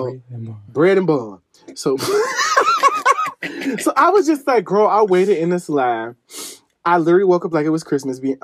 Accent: Midwest, United States; I am from the Midwest

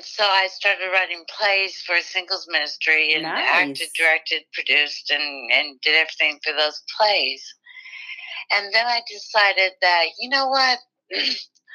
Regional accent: Midwest, United States; I was born in the Midwest on a farm

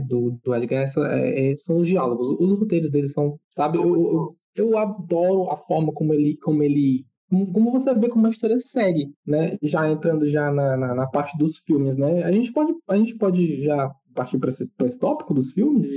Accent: Northeast Region, Brazil; a gente é nordestino

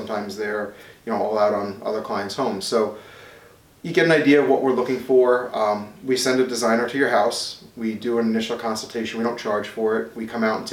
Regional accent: Smithtown, New York, United States; I grew up in Smithtown

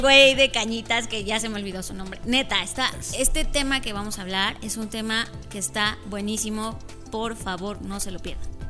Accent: Mexico; los mexicanos somos

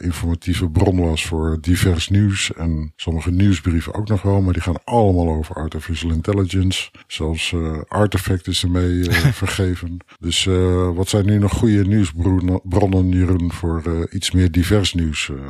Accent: Netherlands; Als Nederlander

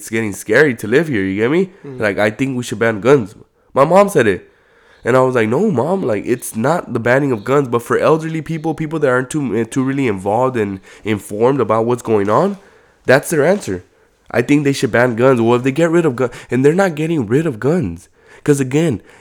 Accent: Compton, California, United States; I grew up in Compton

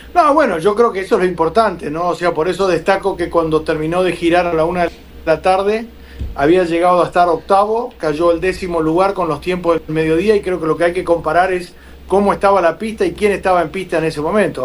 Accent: Argentina; lo digo como argentino

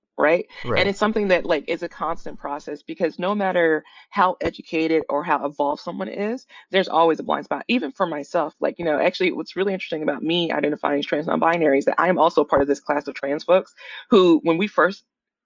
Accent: the South, United States; so I grew up in the South, and then I kind of started my, you know, went to college and started my career in the Midwest, and now I'm on the West Coast.

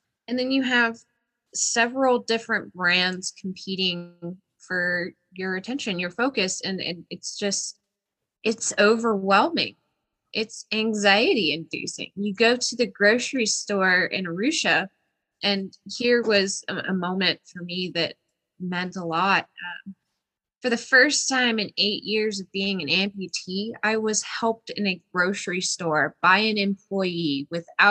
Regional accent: Midwest, United States; Growing up in the Midwest

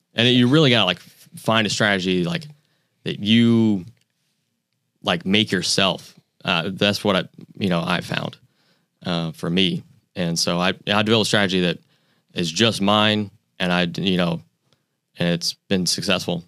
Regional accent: Pensacola, Florida, United States; also born or lived in New York; I grew up in Pensacola

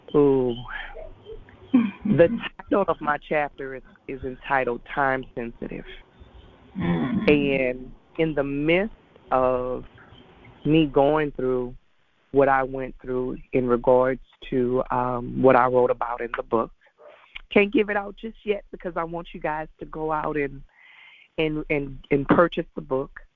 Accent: Lafayette, Louisiana, United States; now in Baton Rouge, United States; I was born and raised in Lafayette, Louisiana

